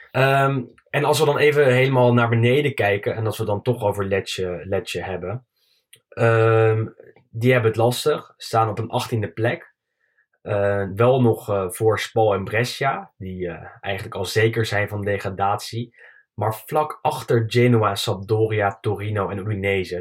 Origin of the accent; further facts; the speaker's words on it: Netherlands; als Nederlander